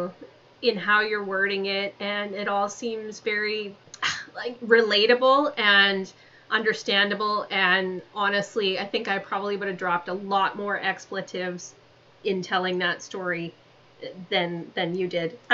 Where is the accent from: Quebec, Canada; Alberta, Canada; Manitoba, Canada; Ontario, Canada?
Alberta, Canada; Calgary; Calgary's my hometown